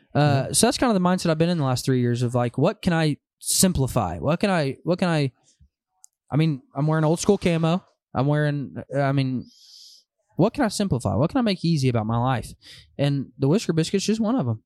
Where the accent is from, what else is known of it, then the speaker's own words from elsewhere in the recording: Van Buren, Arkansas, United States; also born or lived in Oklahoma City, Oklahoma; born and raised in Van Buren, Arkansas